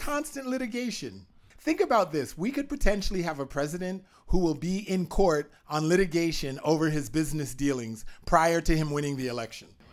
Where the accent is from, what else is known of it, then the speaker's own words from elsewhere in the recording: Canada; I'm a Canadian